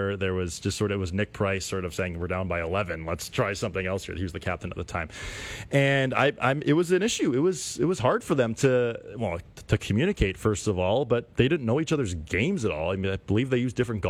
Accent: Canada; as a Canadian golf fan

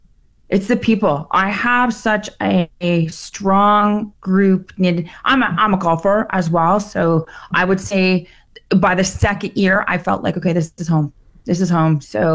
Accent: Fort McMurray, Alberta, Canada; Yeah, I definitely say I'm from Fort McMurray.

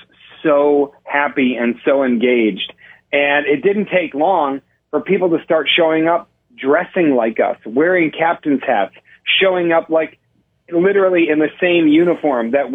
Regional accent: Buffalo, New York, United States; now in Los Angeles, United States; I'm originally from Buffalo, New York.

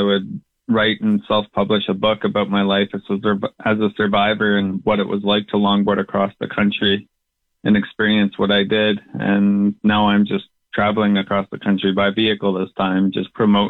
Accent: Calgary, Alberta, Canada; now in Regina, Canada; I was born and raised in Calgary, Alberta.

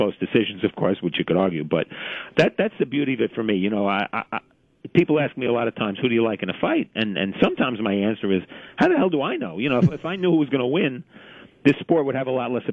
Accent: New York City, New York, United States; I'm a lifelong New Yorker.

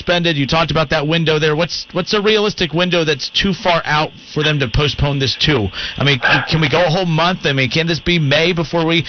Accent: Van Wert, Ohio, United States; I'm from Van Wert.

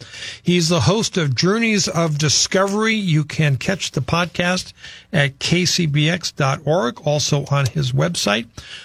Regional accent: Midwest, United States; And I scratched my head at that because I grew up in the Midwest and I came here.

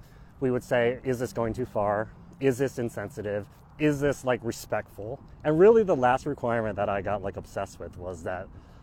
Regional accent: Arkansas, United States; now in Washington, D.C., United States; We grew up, like I was born in Arkansas, just me and my sister. My parents were Chinese immigrants.

